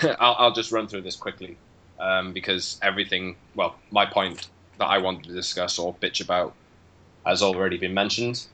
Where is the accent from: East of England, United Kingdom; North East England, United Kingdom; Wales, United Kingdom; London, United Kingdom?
Wales, United Kingdom; a Welshman, as all the people in Wales are